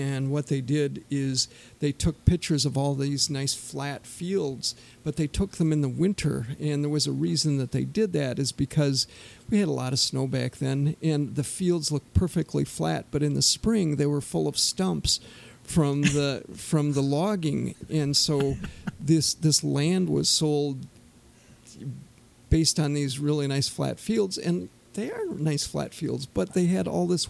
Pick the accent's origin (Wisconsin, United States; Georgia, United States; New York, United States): Wisconsin, United States; Turtle Lake; I'm a native of Turtle Lake, like you, Mark